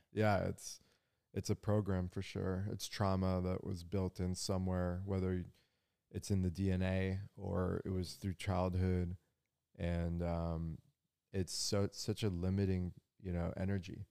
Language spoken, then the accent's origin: English; San Diego, California, United States; I grew up in La Jolla, down in San Diego